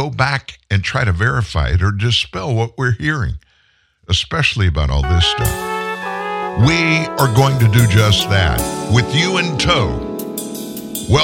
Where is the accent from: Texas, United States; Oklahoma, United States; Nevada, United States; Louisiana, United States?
Texas, United States; moved away; I'm not in Texas, but I'm from Texas originally